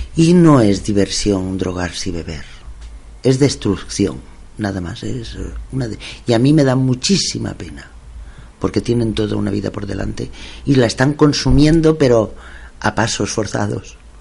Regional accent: Masquefa, Catalonia, Spain; es mi pueblo

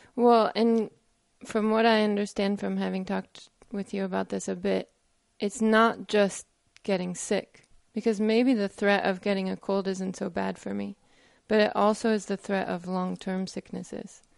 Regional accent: United States; I'm American

